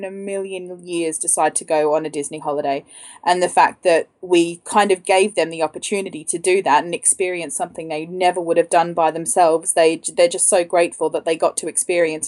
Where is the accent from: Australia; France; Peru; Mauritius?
Australia; now in London, United Kingdom; I'm Australian and I live in London